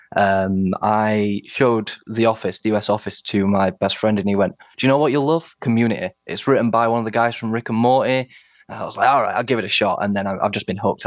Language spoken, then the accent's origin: English; Sheffield, Yorkshire and the Humber, United Kingdom; also born or lived in Washington, D.C.; I'm from Sheffield in the north of England